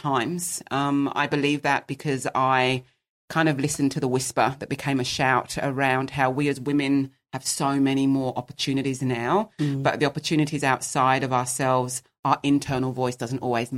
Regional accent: England, United Kingdom; I'm English by birth

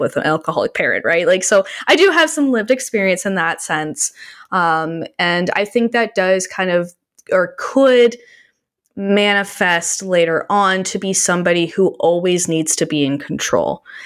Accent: Canada; I'm Canadian

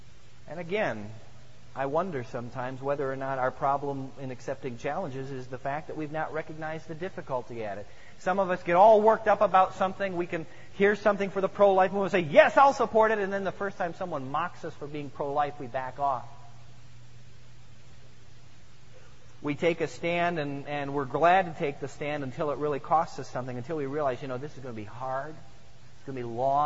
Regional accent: Midwest, United States; I grew up in the Midwest, where we don't have mountains

